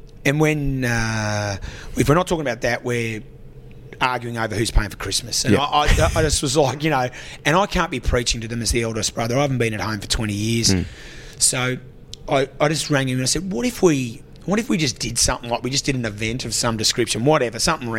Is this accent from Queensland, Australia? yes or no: no; Canberra, Australian Capital Territory, Australia; from Goldie Place, Canberra, mate. I grew up in Govey housing. I went to Taylor Primary School